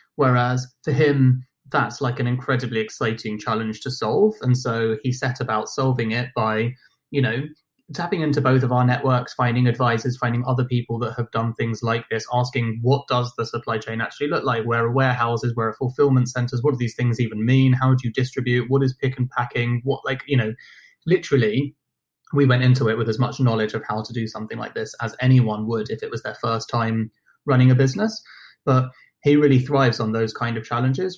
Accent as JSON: {"language": "English", "region": "London", "country": "United Kingdom", "tie": "born or raised there", "also_born_or_lived": "Buenos Aires, Argentina / Nottingham", "accent": "British", "said": "I grew up in London"}